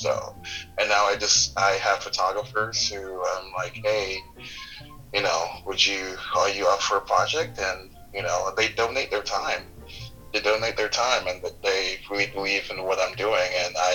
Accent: New York, United States; I'm from New York

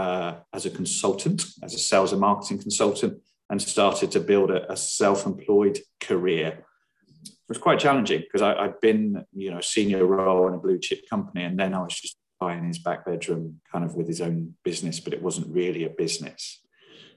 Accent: Hampshire, the New Forest, South East England, United Kingdom; I grew up in Hampshire in the New Forest.

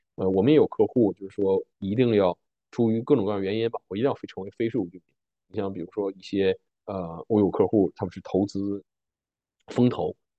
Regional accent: Harbin, Heilongjiang, China; now in Canada; 我家是哈尔滨的，我在哈尔滨有一套住房

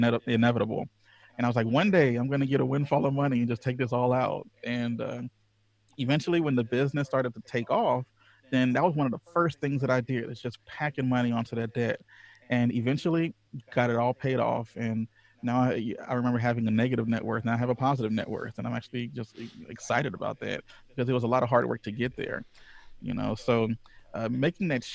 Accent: Louisiana, United States; I was raised in Louisiana, the Deep South

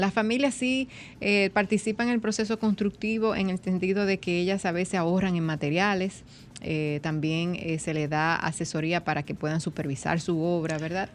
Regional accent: Dominican Republic

